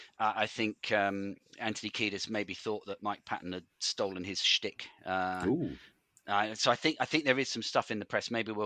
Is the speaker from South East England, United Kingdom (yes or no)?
yes; Farnborough, South East England, United Kingdom; I'm from Farnborough